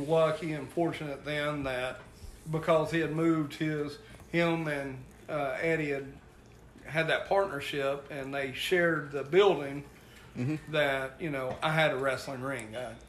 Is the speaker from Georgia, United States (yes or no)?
yes; Ringgold, Georgia, United States; I grew up in Ringgold